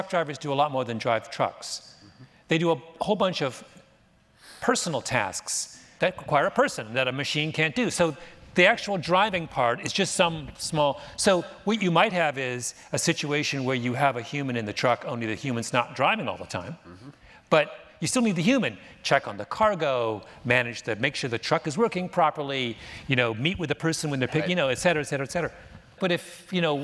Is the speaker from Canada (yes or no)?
yes; Canada; moved away; I'm Canadian